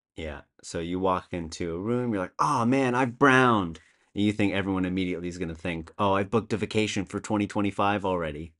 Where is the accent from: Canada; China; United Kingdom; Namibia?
Canada; moved away as an adult; now in Copenhagen, Denmark; I'm originally Canadian, although I've been living in Copenhagen, uh, the great city in Denmark, for over eight years now